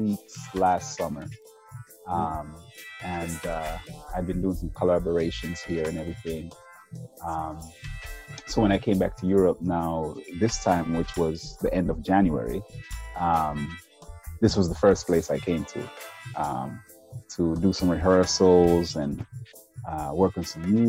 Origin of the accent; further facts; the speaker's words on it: Green Hill, Jamaica; also born or lived in Washington, D.C. area / California / Holland; now in Netherlands; I'm from Green Hill, Jamaica, which is super rural